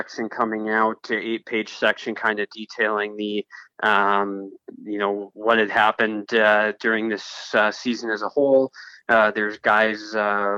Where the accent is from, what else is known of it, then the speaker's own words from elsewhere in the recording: Fargo, North Dakota, United States; I was born and raised in Fargo, went to Fargo South High School, graduated from there